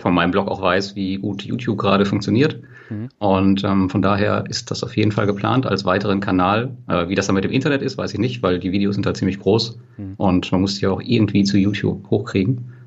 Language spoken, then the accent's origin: German; western Germany, Germany; wir kommen ja aus Westdeutschland